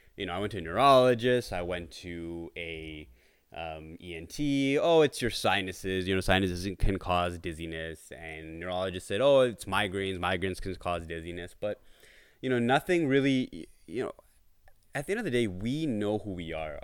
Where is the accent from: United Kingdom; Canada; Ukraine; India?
Canada; Brampton, Ontario; I am from Toronto, Ontario, Canada. Uh, well, more so in Brampton, but Toronto is, uh, our base over here